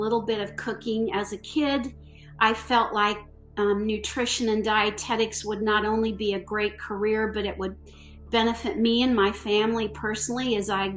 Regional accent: Iowa City, Iowa, United States; also born or lived in Texas / Dallas / San Antonio; now in Greensboro, United States; I grew up in Iowa City, Iowa, and I'm the daughter of a registered dietitian

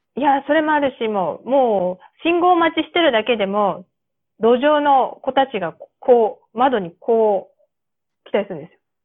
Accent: Japan; accent: Japanese-accented English; moved away; 私のこの日本語なまりの英語

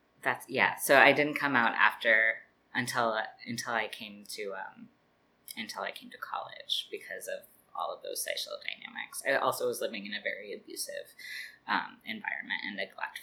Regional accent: Spokane, Washington, United States; also born or lived in Richland, Washington / Everett, Washington / Seattle, Washington / Brooklyn, New York; now in New York, United States; I grew up in Spokane

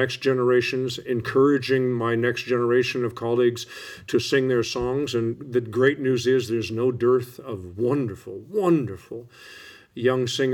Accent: United States; I'm so grateful that I am an American. I'm so grateful that I was raised an American.

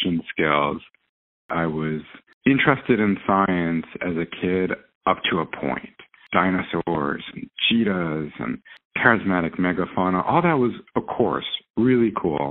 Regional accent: New York City, New York, United States; now in New Jersey, United States; I grew up in New York City, pure 100% city kid

